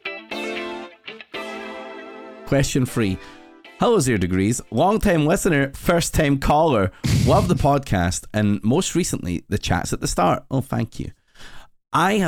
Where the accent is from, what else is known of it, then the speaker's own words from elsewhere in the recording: Glasgow, Scotland, United Kingdom; I'm Glaswegian